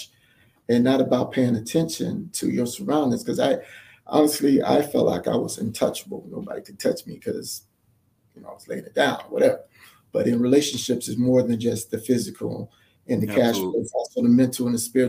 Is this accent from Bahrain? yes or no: no; Miami, Florida, United States; I'm from Miami